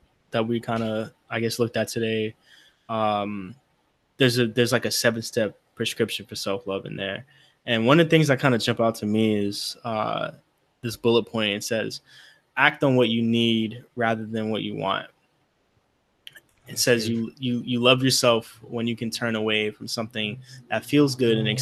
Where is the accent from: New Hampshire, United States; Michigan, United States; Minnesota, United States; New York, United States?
New York, United States; we're all from New York